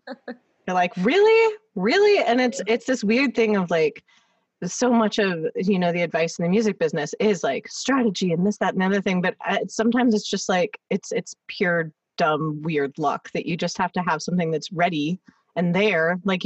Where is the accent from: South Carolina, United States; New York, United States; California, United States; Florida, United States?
California, United States; Los Angeles; when I say I'm from LA, they're surprised because I guess being from LA, people already have assumptions about what you're going to be like.